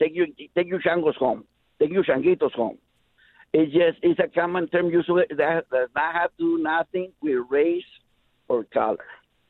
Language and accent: English; Mexico; now in Memphis, United States; But us Mexicans, I was raised in Mexico